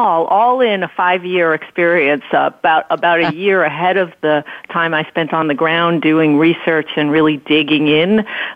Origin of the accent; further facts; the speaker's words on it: New York City, New York, United States; moved away as an adult; now in New Hampshire, United States; I'm a city kid. I grew up in Brooklyn. I was part of a very large, boisterous Greek immigrant family. And, I essentially spent all my time in urban places.